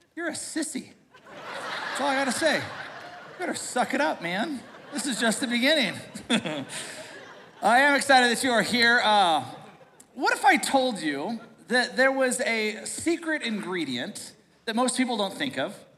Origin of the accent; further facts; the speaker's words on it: United States; we are a smart American society